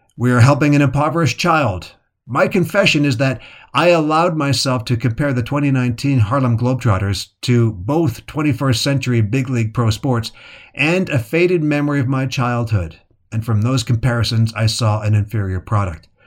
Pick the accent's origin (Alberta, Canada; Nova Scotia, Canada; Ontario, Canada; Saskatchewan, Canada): Alberta, Canada; Calgary; As a boy growing up in Calgary, Canada in the seventies